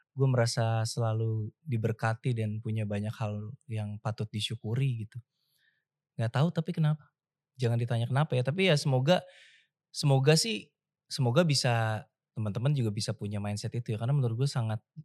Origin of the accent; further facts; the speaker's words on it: Jakarta, Indonesia; moved away as an adult; gue dibully sebagai Cina di uh, Jakarta ketika gue remaja